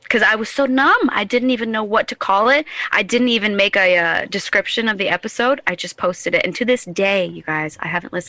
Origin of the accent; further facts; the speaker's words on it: New Hampshire, United States; also born or lived in Indiana / Florida / Colorado; now in South Carolina, United States; I was born and partially raised in southern Indiana. Oh. And then I grew up in New Hampshire. And then I lived here in Carolina, South Carolina. Then I lived in the Florida Keys and Colorado.